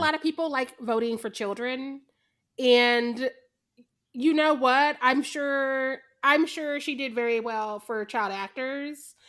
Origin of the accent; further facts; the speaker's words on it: Missouri, United States; I'm from Missouri.